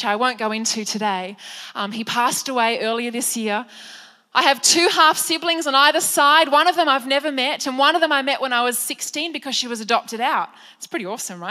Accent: Penrith, New South Wales, Australia; I was raised in Penrith by my beautiful mum

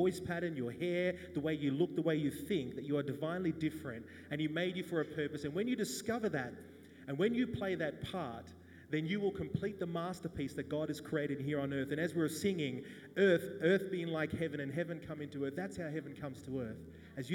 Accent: Wagga Wagga, New South Wales, Australia; born or raised there

